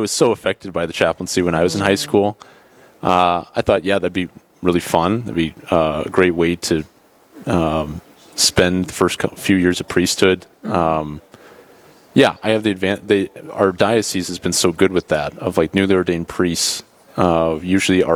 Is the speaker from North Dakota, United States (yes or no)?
yes; Bismarck, North Dakota, United States; I'm from Bismarck, North Dakota. Grew up there.